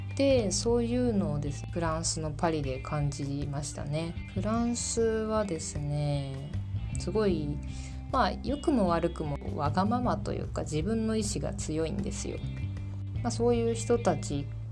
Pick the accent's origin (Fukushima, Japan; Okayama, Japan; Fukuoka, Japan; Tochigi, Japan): Fukuoka, Japan; moved away as an adult; also born or lived in Kanagawa; now in Poland; 私はですね福岡県出身で、まあ、福岡県で生まれ育ったっていう形になります